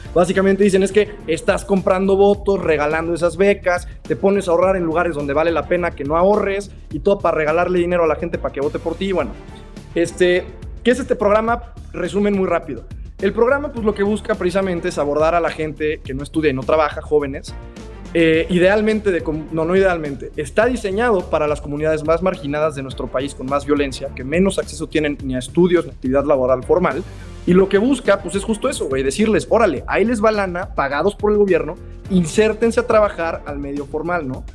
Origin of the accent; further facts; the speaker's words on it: Mexico; nosotros como mexicanos